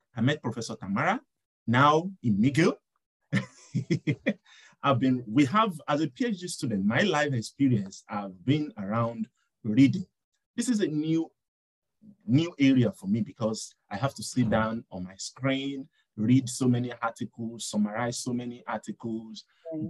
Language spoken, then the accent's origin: English; Nigeria; now in Montreal, Canada; I'm from Nigeria and I'm a doctoral student